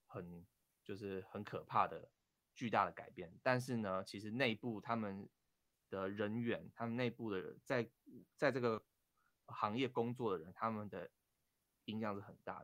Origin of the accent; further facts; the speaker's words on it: Taiwan; 身为台湾人